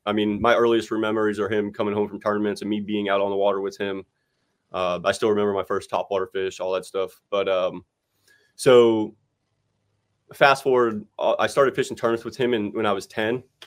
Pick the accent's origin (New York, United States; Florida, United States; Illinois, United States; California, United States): Florida, United States; West Palm Beach; where I grew up in West Palm Beach, I live about forty minutes from Okeechobee and forty minutes from the coast